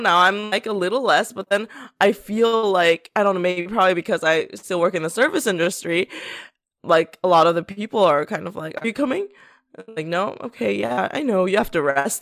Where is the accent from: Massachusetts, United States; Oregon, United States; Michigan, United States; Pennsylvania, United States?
Pennsylvania, United States; moved away; also born or lived in South Korea; I grew up in Pennsylvania